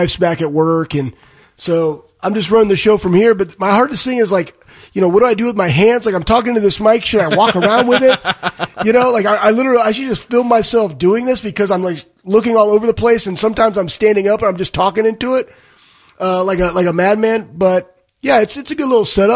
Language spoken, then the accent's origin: English; Dallas, Texas, United States; I'm from Dallas